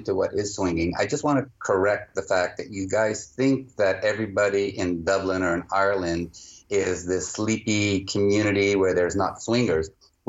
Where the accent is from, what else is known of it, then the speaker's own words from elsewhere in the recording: Montreal, Quebec, Canada; We're actually from Montreal in Canada.